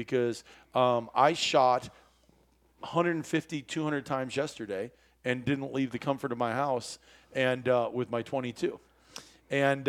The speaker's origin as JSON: {"language": "English", "region": "Iowa", "country": "United States", "tie": "born or raised there", "said": "as a kid growing up in Iowa"}